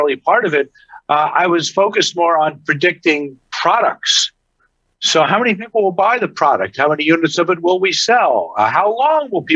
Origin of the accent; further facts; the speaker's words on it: New York, United States; as a kid growing up in New York